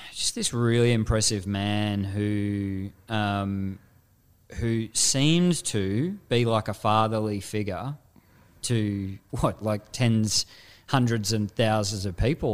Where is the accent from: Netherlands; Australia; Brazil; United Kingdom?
Australia; Frankston, Victoria; I had this dichotomy growing up in Frankston